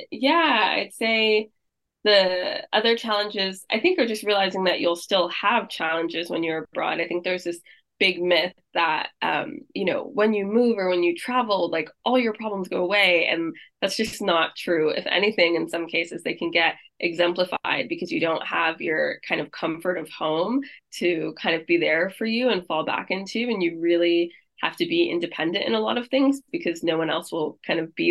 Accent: United States; moved away as an adult; now in London, United Kingdom; I'm American

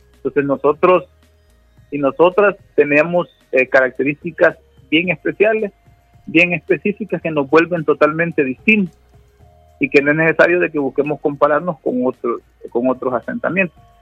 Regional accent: El Salvador; nosotros como salvadoreños y como salvadoreñas

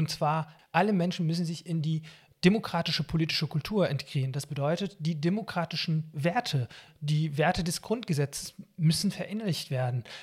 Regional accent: Syria; now in Germany; das liegt daran, dass ich eben als Palästinenser in Syrien geboren und aufgewachsen bin. Palästinenser haben in Syrien die äh, Flüchtlingseigenschaft und keine Staatsbürgerschaft. Wir bekommen die syrische Staatsbürgerschaft nicht. Und als ich dann nach Deutschland geflüchtet bin

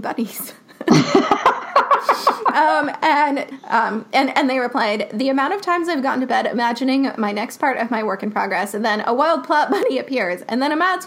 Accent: New York, United States; as a New Yorker

